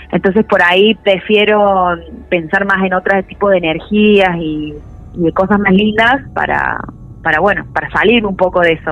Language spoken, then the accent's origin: Spanish; Córdoba, Argentina; Sí, soy cordobesa.